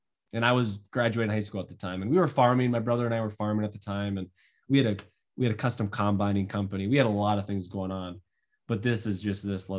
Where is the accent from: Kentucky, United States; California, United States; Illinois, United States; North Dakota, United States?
North Dakota, United States; So 27, I grew up in North Dakota, basically dead center up towards the Canadian border, family farm, six siblings, including myself.